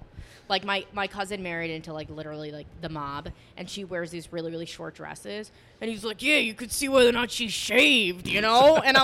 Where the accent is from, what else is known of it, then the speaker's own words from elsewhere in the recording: Long Island, New York, United States; I'm from Long Island.